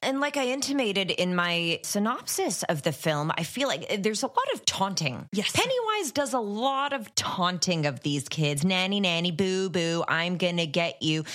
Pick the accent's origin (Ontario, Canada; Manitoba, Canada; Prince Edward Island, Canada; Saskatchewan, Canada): Ontario, Canada; Ottawa; I grew up in Ottawa, which is Canada's capital